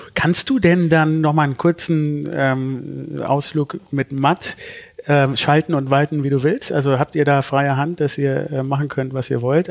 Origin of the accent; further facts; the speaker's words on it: Düsseldorf, North Rhine-Westphalia, Germany; ich bin in Düsseldorf geboren